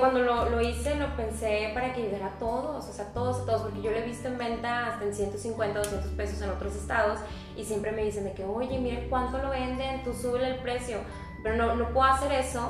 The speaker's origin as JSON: {"language": "Spanish", "town": "Monterrey", "region": "Nuevo León", "country": "Mexico", "said": "soy de aquí de Monterrey"}